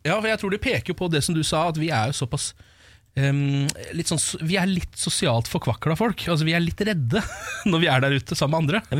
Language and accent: Norwegian; Norway; jeg er norsk så langt inn i sjelen min